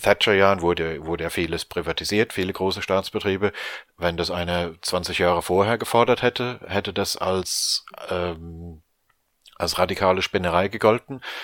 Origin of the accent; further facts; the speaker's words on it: Rhineland-Palatinate, Germany; now in London, United Kingdom; Bin ja ursprünglich aus der Pfalz